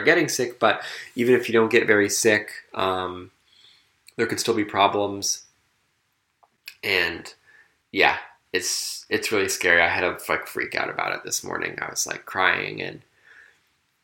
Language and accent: English; South Burlington, Vermont, United States; my hometown of South Burlington, Vermont